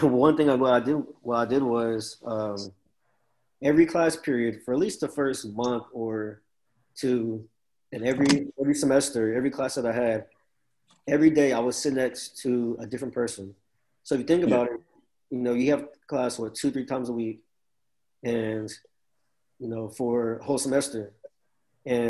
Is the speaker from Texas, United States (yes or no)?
yes; College Station, Texas, United States; also born or lived in Dallas; I'm from College Station